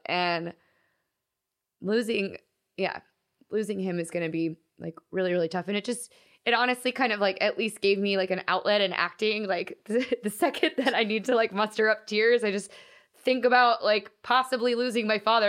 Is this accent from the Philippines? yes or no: no; Texas, United States; moved away as an adult; now in Los Angeles, United States; I hated my hometown